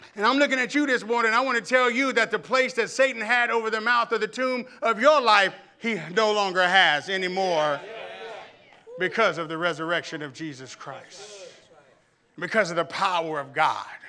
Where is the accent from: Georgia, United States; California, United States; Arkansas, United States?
Arkansas, United States; Camden; I remember growing up in the Damascus Road Baptist Church in Camden, Arkansas